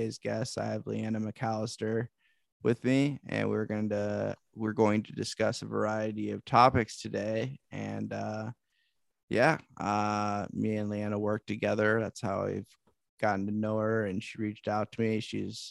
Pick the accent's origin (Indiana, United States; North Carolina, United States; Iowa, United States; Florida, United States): Iowa, United States; Davenport; I was born, raised right where I'm at too, Davenport.